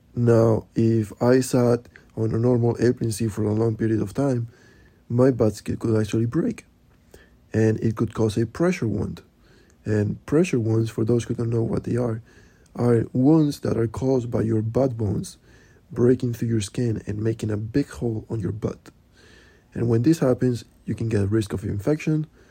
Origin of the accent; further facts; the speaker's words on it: Spain; now in New York, United States; I am from Spain and I live in New York